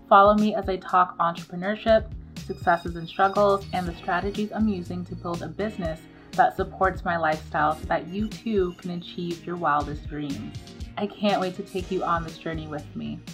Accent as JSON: {"language": "English", "country": "Nigeria", "said": "I'm Nigerian too"}